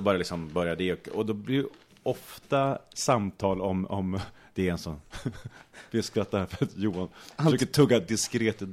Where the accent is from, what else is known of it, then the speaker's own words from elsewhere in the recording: Sweden; also born or lived in Australia; hemma i Sverige så jobbar jag